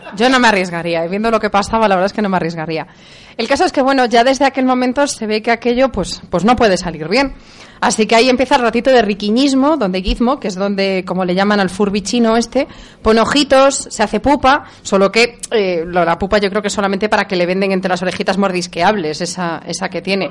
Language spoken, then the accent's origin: Spanish; Galicia, Spain; Me quedo con mi tierra gallega